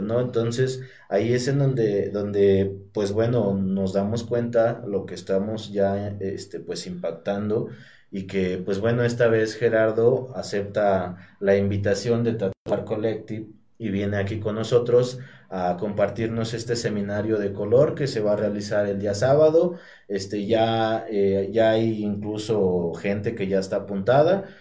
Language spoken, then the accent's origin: Spanish; Teziutlán, Puebla, Mexico; vengo aquí de Teciutlán, de, del barrio del Paraíso. Yo crezco en el barrio del Paraíso